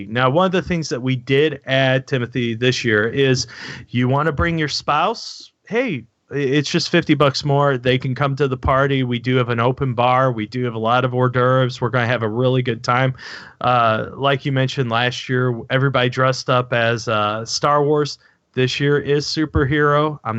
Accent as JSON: {"language": "English", "region": "Missouri", "country": "United States", "said": "that's show me state is Missouri. I'm from Missouri."}